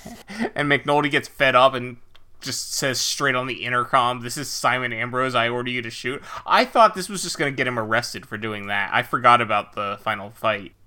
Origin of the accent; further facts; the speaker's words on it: United States; as an American